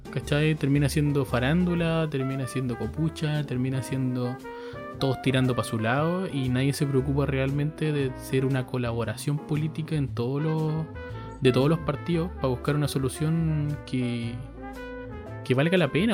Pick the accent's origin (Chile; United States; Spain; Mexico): Chile; nosotros como chilenos somos una raza penca